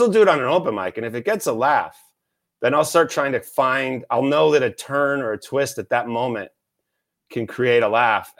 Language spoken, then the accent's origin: English; Canada; I'm Canadian, I'm polite.